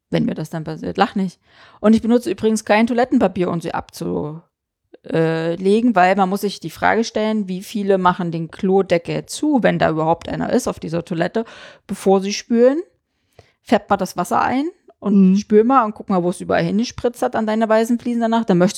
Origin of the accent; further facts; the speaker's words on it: eastern Germany, Germany; also ich komme ja aus dem Osten, ne?